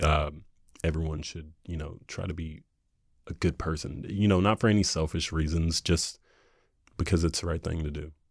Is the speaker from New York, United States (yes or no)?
no; North Carolina, United States; growing up in North Carolina